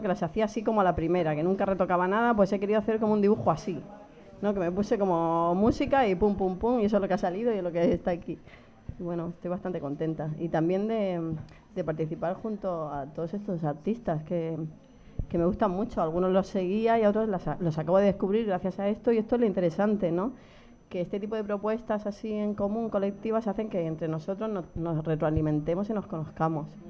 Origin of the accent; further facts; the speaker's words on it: Region of Murcia, Spain; moved away; Soy muy, muy murciana y lo llevo muy a gala